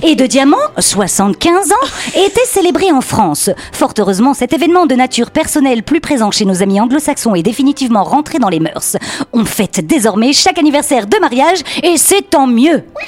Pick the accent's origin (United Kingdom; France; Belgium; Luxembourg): Belgium; accent: Belgian; avec mon accent belge.